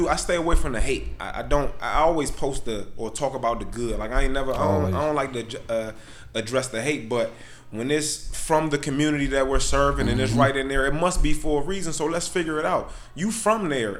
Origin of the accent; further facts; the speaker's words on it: Glenarden, Maryland, United States; I'm from Glenarden and I love it. I love Glenarden